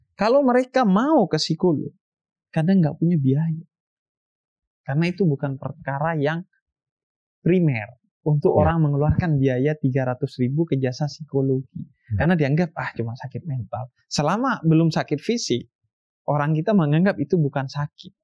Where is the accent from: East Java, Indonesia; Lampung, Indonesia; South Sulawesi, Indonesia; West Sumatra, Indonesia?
East Java, Indonesia; Bondowoso; di kampung saya di Bondoso.